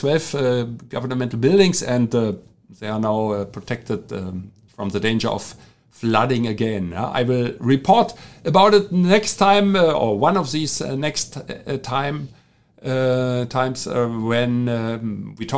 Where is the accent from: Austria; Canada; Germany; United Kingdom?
Germany; accent: German; English is a second language; my German accent